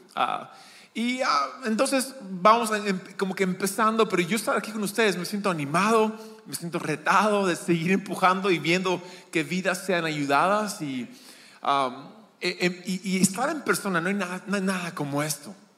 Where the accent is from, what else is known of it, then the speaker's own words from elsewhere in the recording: Lima, Peru; also born or lived in San Diego, California, United States; nací en California, en San Diego, pero crecí en Lima. Lima es mi hogar